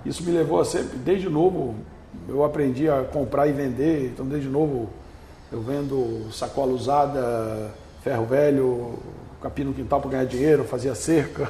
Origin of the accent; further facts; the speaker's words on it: north of Espírito Santo state, Brazil; also born or lived in São Sebastião do Norte / Pedro Canário; now in Vitória, Brazil; Eu vim do norte do estado